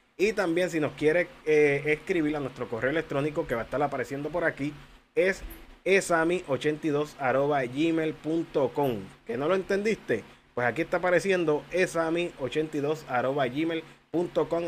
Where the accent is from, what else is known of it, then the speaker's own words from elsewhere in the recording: Humacao, Puerto Rico; mi pueblo Humacao